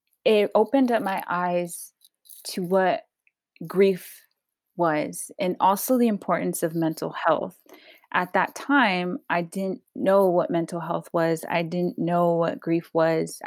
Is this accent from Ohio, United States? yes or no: no; Los Angeles, California, United States; I was born in Pacoima, California, the 818. Grew up all around San Fernando Valley